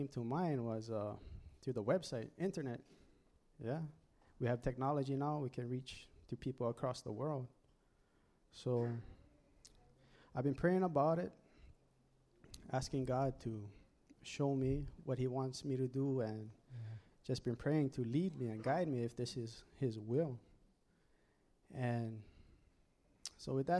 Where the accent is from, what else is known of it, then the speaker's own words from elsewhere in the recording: Oahu, Hawaii, United States; moved away as an adult; I'm actually from Oahu, moved up here in 2008